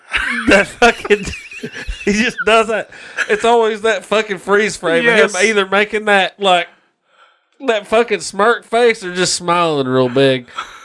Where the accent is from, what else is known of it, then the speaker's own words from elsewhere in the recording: the South, United States; growing up in the South